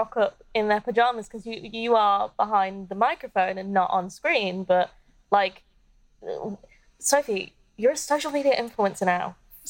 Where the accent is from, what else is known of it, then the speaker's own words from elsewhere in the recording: Birmingham, West Midlands, United Kingdom; I'm a Brummy.